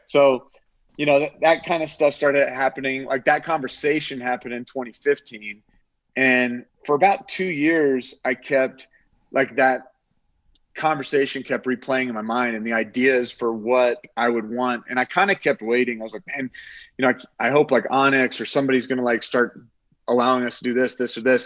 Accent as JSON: {"language": "English", "region": "Oklahoma", "country": "United States", "tie": "born or raised there", "moved": "as an adult", "lives_now": "Colorado, United States", "said": "I grew up in Oklahoma fishing"}